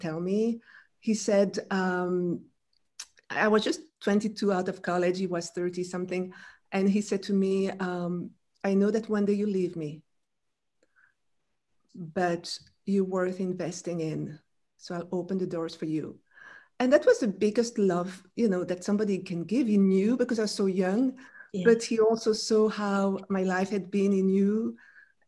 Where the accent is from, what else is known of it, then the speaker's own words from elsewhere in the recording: Brussels, Brussels-Capital Region, Belgium; first language French; English is a second language; moved away as an adult; also born or lived in France; now in United States; I grew up in Belgium, in Brussels, in French. So my first language is French.